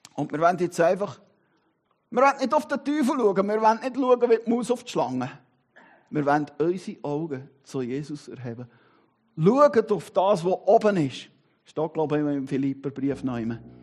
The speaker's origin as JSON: {"language": "German", "country": "Switzerland", "said": "bin Schweizer und Christ"}